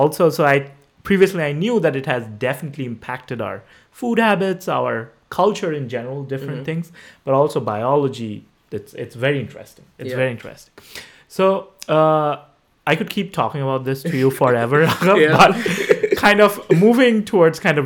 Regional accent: West Bengal, India; moved away; I grew up in West Bengal, a state in eastern India

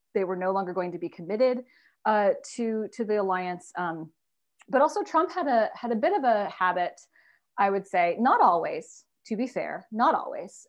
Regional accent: United States; I'm an American, you know, growing up in all American schools

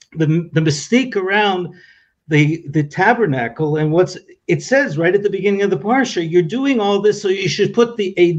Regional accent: Toronto, Ontario, Canada; now in Israel; You know, I made Aliyah. I came to Israel from Toronto, Canada.

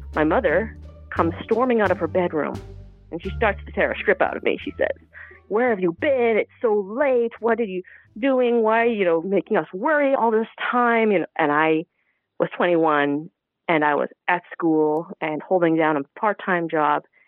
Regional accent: Toronto, Ontario, Canada; I am Chinese Canadian, born and bred in Toronto

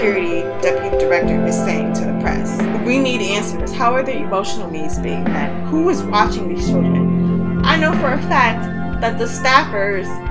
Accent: United States; I was born in the United States

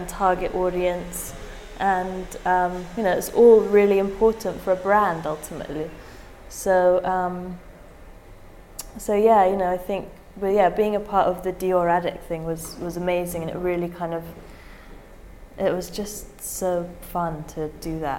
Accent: England, United Kingdom; being English

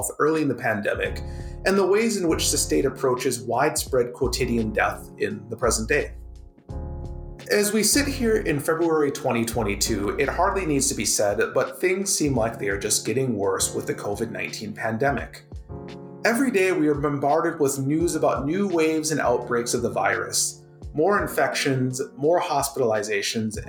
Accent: Minnesota, United States; now in Canada; My home state of Minnesota

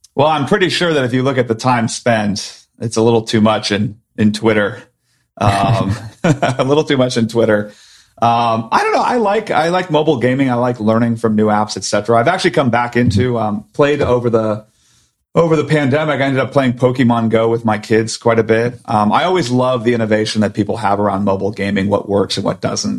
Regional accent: Silicon Valley, California, United States; I grew up in Silicon Valley, but my parents are both doctors

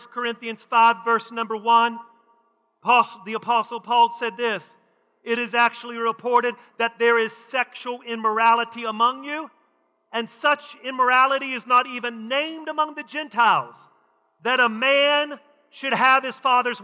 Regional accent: West Virginia, United States; when I was growing up in West Virginia

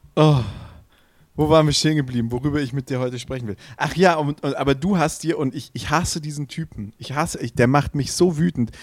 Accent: Swabia, Baden-Württemberg, Germany; für mich als Schwabe

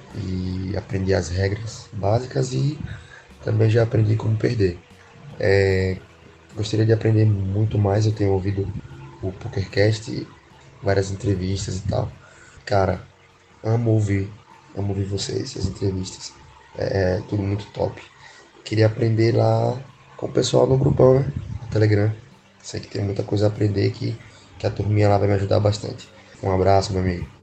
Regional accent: Aracaju, Sergipe, Brazil; Sou da cidade de Aracaju, estado de Sergipe

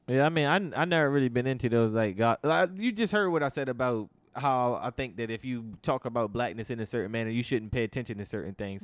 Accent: United States; I'm American

